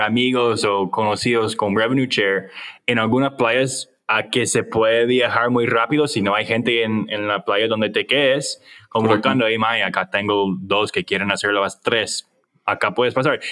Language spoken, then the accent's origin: Spanish; United States; Spanish is a second language; yo soy gringo